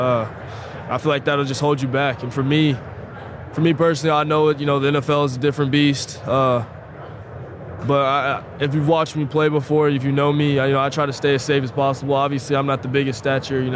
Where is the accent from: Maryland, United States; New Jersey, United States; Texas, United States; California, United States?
Texas, United States; Dallas; Dallas-based company, you know, my hometown